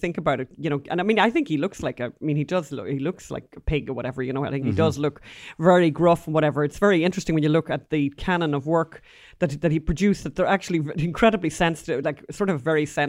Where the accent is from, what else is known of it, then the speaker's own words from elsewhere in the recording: Bundoran, County Donegal, Ireland; I'm from Bundoran, and I'm from Ireland.